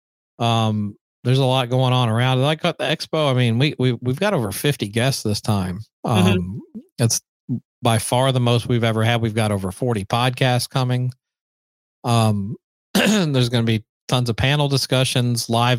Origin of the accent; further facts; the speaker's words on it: Nashville, Tennessee, United States; now in Los Angeles, United States; growing up in Nashville, because Nashville 1987 was not anything like it is today